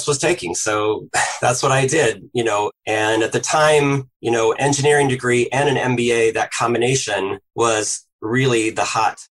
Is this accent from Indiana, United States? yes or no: yes; Indianapolis, Indiana, United States; I grew up in Indianapolis, Indiana, and, you know, heart of the Midwest.